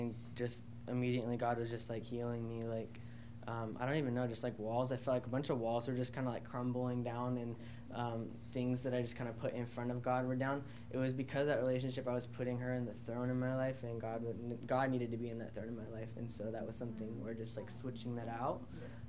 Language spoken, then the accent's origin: English; Washington, United States; moved away; I'm originally from Washington